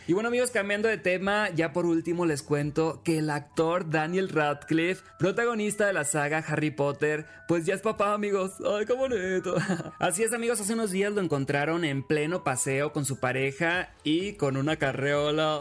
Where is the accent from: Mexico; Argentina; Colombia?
Mexico; Los Mochis, Sinaloa; Yo soy de los Mochis, Sinaloa